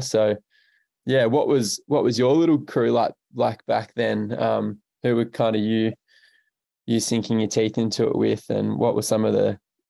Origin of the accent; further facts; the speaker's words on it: Melbourne, Victoria, Australia; growing up in Melbourne, quite far from the ocean.